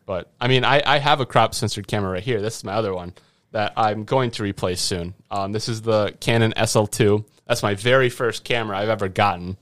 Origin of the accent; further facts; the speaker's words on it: Grantsburg, Wisconsin, United States; at Grantsburg High School. That's my hometown